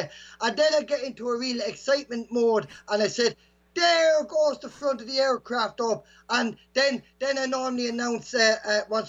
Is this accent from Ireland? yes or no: yes; Bagnalstown, County Carlow, Ireland; now in Kilkenny, Ireland; my hometown of Bagnallstown, which is not too far from Kilkenny, where I'm residing now